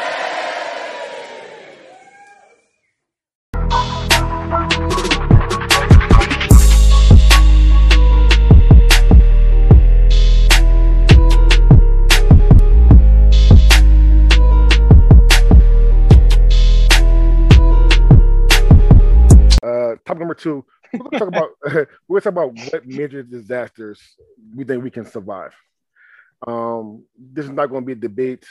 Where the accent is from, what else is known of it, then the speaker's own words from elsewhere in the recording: Philadelphia, Pennsylvania, United States; also born or lived in Seaside, Oregon; I'm from Philly